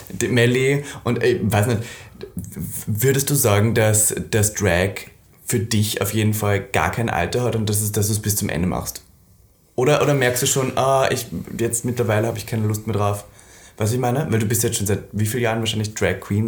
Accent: Austria; Und ich bin ja Österreicherin. Von daher, ich komme ja auch vom Land

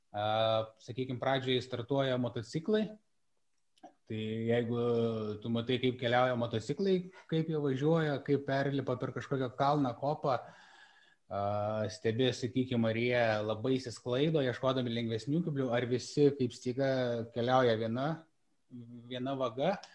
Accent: Lithuania; aš sakau, kad aš esu iš Lietuvos ir man, aš jaučiuosi privilegijuotas, kad galiu fotografuoti už Lietuvą, garsinti Lietuvos vardą

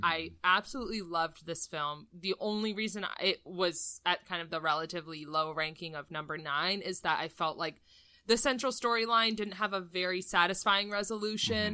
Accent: United States

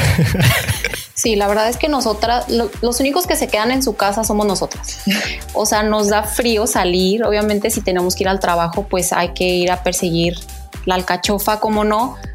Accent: Guadalajara, Jalisco, Mexico; moved away as an adult; also born or lived in Mexico City; now in Calgary, Canada; nací en la Ciudad de México. Después, aproximadamente a los 7 años, me mudé a la Perla Tapatía

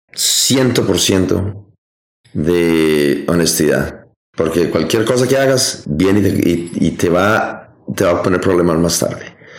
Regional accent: Colombia; moved away as an adult; now in United States; yo me fui de Colombia

